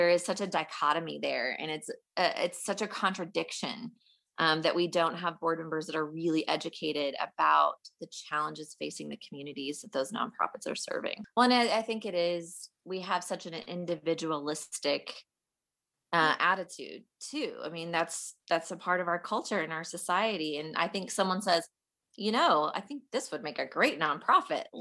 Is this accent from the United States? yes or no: yes; Fayetteville, Arkansas, United States; I am actually from Fayetteville, Arkansas.